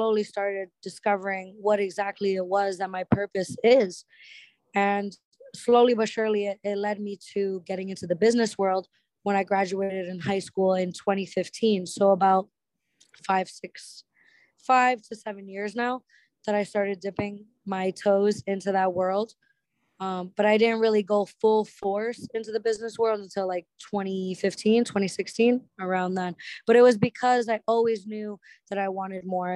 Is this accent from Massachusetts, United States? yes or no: yes; Lawrence, Massachusetts, United States; now in Orlando, United States; I'm actually from a small town, like a ghetto hood area called Lawrence, Massachusetts, like 20-30 minutes outside of downtown Boston